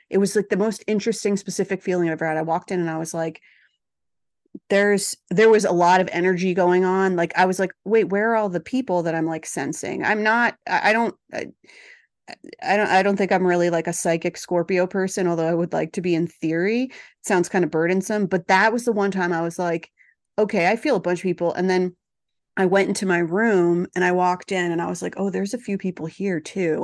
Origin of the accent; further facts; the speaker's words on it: New Jersey, United States; moved away; also born or lived in Los Angeles / New York; I'm from New Jersey